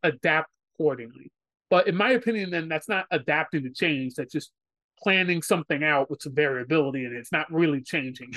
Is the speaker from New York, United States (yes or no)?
yes; New York City, New York, United States; someone who's born and raised in New York City